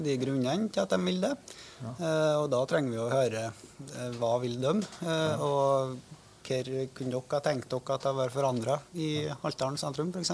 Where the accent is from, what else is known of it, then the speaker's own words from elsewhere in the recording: Ålen, Trøndelag, Norway; jeg vokste opp i Åren